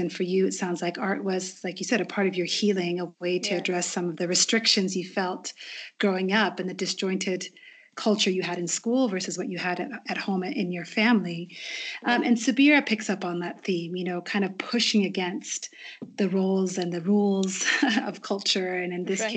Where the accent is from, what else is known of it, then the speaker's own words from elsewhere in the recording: Kenya; as a Kenyan resident and an East African